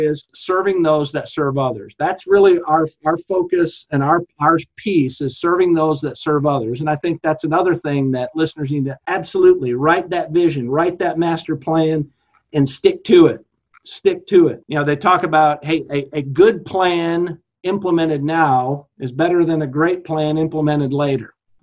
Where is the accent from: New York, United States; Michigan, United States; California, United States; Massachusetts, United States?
Michigan, United States; growing up in Michigan